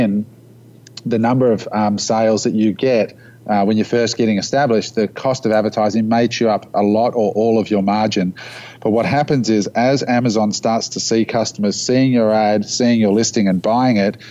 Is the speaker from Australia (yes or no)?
yes; Australia; we live in this little country down under of 25 million people